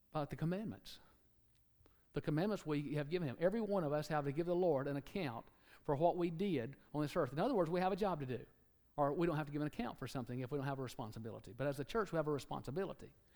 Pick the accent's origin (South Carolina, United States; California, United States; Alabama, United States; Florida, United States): Alabama, United States; moved away; somebody from Alabama. People say, Where are you from? Alabama